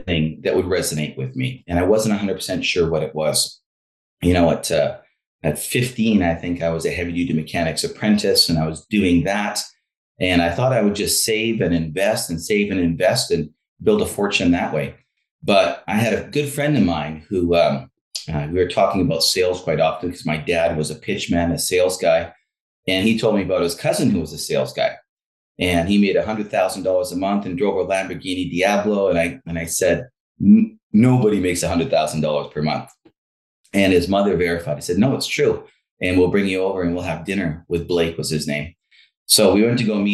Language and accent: English; Langley, British Columbia, Canada; Growing up in Langley, you know, my sister and I with my mother, she was a single mom